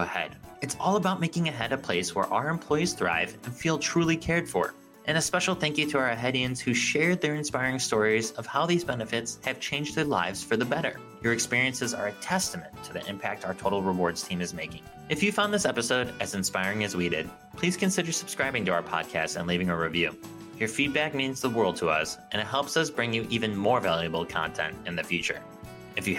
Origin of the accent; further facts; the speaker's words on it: Chicago, Illinois, United States; I'm from Chicago